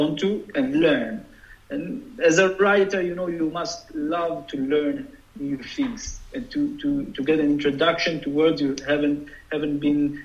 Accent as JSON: {"language": "English", "town": "Jerusalem", "region": "Jerusalem District", "country": "Israel", "tie": "born or raised there", "said": "I grew up in Jerusalem where, you know, buses were bombing and there was the second Intifada"}